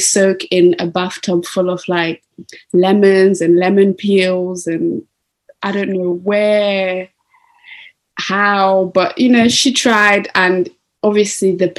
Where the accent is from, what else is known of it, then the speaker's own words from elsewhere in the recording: Zimbabwe; I was born in Zimbabwe.